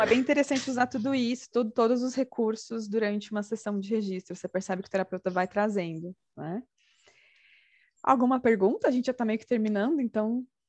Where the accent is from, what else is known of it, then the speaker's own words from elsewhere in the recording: Brazil; como brasileiros